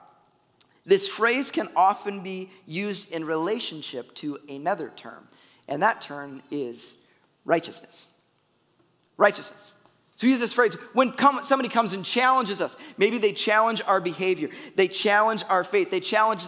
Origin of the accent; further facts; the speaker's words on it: Chicago, Illinois, United States; moved away; I'm a Bears fan. I'm from Chicago.